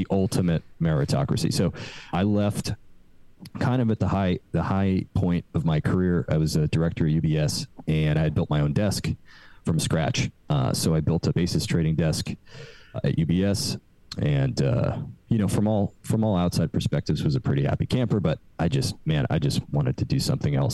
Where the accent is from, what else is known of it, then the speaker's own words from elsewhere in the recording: New York, United States; also born or lived in London; I'm from New York originally